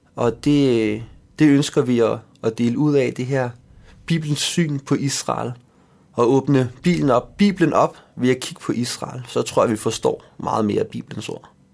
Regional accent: Denmark; jeg er født i Danmark og har selv altid boet her

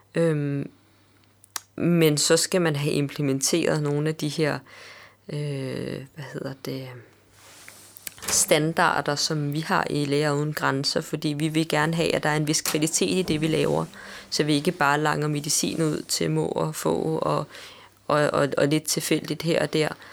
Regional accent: Denmark

